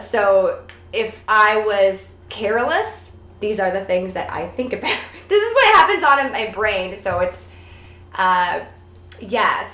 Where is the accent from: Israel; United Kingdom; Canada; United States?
Canada; Toronto, Ontario; I'm from Toronto